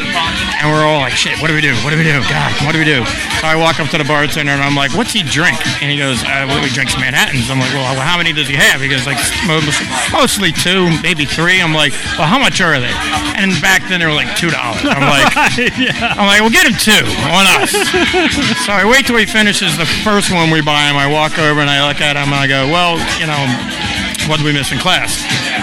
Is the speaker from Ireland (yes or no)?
no; Huntingdon County, Central Pennsylvania, United States; moved away as an adult; now in Philadelphia, United States; Central Pennsylvania, right outside State College